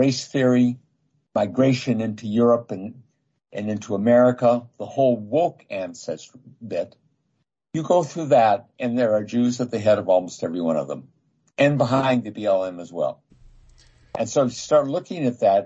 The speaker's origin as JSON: {"language": "English", "country": "United States", "said": "I'm an American"}